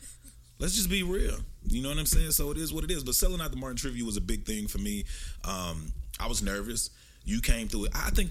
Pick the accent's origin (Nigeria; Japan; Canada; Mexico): Nigeria; now in Dallas, United States; I'm from the Igbo tribe in Nigeria.